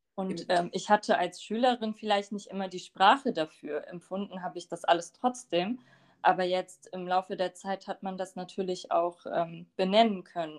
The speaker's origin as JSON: {"language": "German", "region": "Bremen", "country": "Germany", "tie": "born or raised there", "also_born_or_lived": "Lower Saxony", "said": "ich bin aber in Bremen geboren und aufgewachsen"}